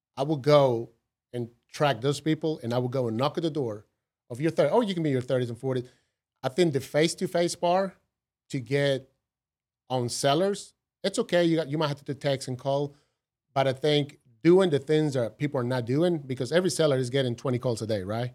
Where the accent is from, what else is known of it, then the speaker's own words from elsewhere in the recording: Costa Rica; English is a second language; moved away as an adult; now in United States; growing up in Costa Rica